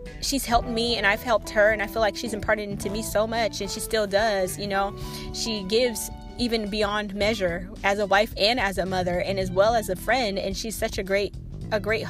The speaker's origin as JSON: {"language": "English", "town": "Seattle", "region": "Washington", "country": "United States", "tie": "born or raised there", "also_born_or_lived": "Oregon", "moved": "as an adult", "said": "I grew up in Seattle, Washington, where I grew up around a lot of culture"}